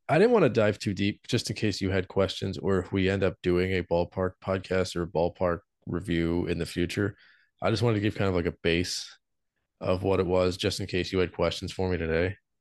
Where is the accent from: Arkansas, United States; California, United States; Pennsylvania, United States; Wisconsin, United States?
Pennsylvania, United States; Philadelphia; we're from Philly